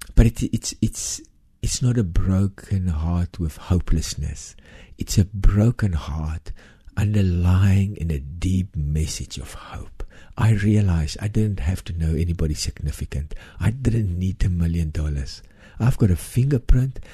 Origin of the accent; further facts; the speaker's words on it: South Africa; I came from South Africa. I'm a white South African, Afrikaner